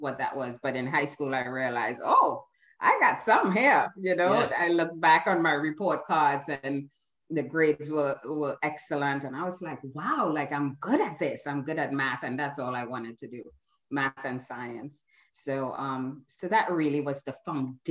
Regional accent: Trinidad & Tobago; now in United States; I was born in Trinidad and Tobago, migrated to the US almost 40 years ago

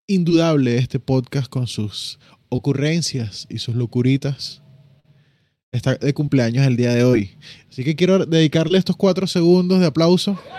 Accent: Mar del Plata, Buenos Aires Province, Argentina; soy argentino de toda la vida, nací aquí, crecí aquí, soy del Mal de Plata

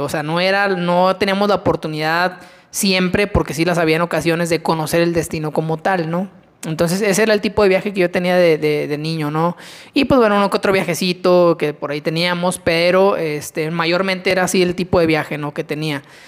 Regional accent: Mexico; nosotros como mexicanos

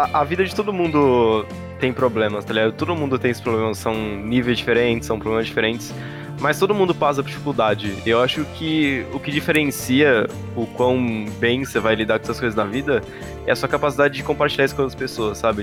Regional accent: Brazil; como brasileiro

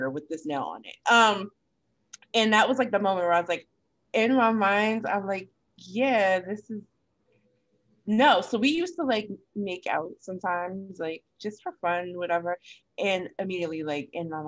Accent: Connecticut, United States; moved away; my hometown in Connecticut

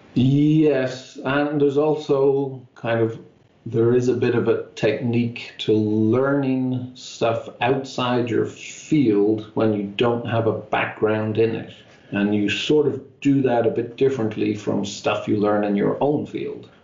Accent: Dublin, Leinster, Ireland; now in Irvine, United States; I grew up in Dublin in Ireland

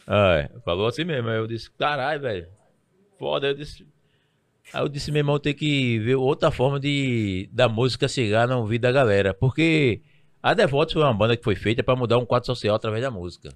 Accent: Recife, Pernambuco, Brazil; eu sou nascido criado no Alto do Pinho

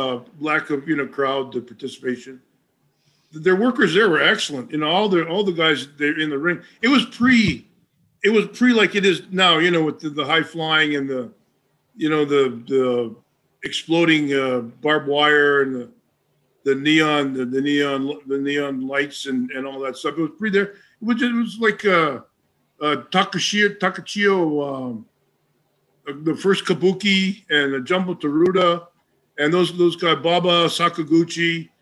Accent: Hawaii, United States; moved away; I grew up in Hawaii with raw fish and white rice.

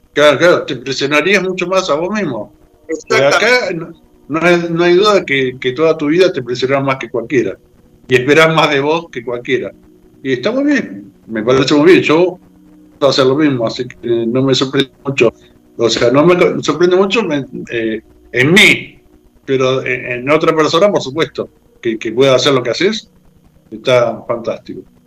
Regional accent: Argentina; los argentinos somos un poco

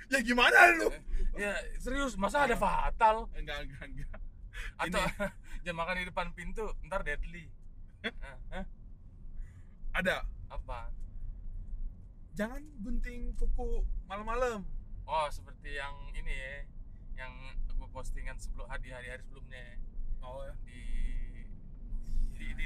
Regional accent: North Sumatra, Indonesia; jujur aja gue dan keluarga gue di di, di orang Nias lah kultur kami orang Indonesia

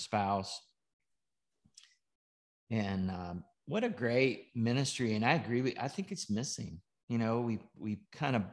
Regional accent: North Georgia, United States; I grew up in North Georgia

